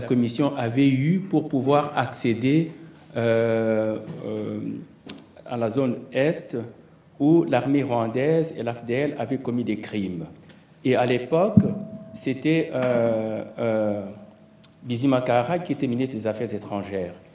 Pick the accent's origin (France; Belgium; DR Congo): DR Congo; now in Montreal, Canada; La situation que nous connaissons au Congo, qui est mon pays d'origine